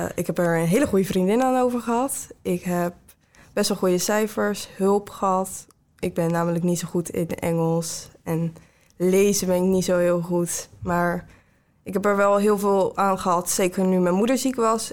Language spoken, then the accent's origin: Dutch; Ridderkerk, South Holland, Netherlands; ik kom uit Ridderkerk